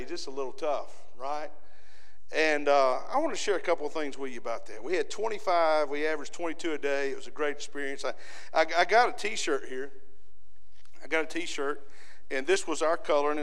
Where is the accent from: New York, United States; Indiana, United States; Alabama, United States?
Alabama, United States; we're from Alabama